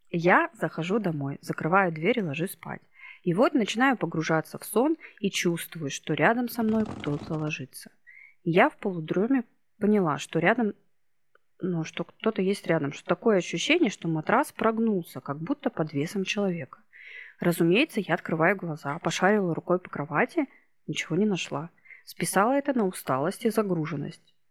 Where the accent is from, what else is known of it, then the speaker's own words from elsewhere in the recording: Irkutsk, Irkutsk Oblast, Russia; moved away as an adult; now in Novosibirsk, Russia; Я сама из Иркутска. Но несколько лет назад, лет восемь, мы с сыном приехали в Новосибирск.